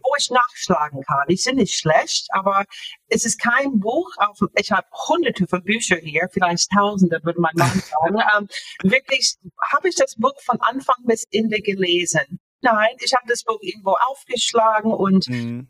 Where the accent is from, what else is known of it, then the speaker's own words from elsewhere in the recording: Florida, United States; German is a second language; moved away as an adult; also born or lived in Japan / Northern Germany; now in Germany; ich bin in den USA aufgewachsen, ähm, in Florida aufgewachsen